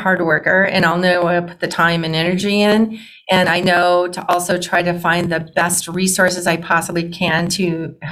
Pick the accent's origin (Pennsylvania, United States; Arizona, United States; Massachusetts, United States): Arizona, United States; moved away as an adult; also born or lived in Oregon; I'm a native Arizonan